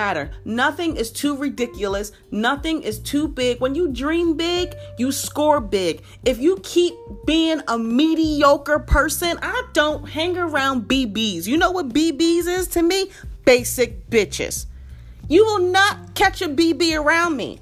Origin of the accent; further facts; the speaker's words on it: Philadelphia, Pennsylvania, United States; moved away as an adult; now in Atlanta, United States; I'm from Philadelphia and I moved to Atlanta